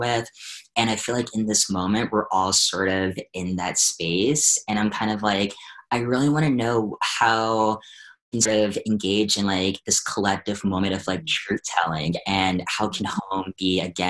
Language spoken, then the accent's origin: English; Hampton, Virginia, United States; we're from the same area, Virginia, coastal Virginia. I'm from Hampton